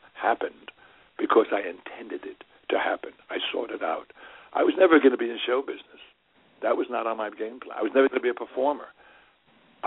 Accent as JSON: {"language": "English", "town": "New York City", "region": "New York", "country": "United States", "tie": "born or raised there"}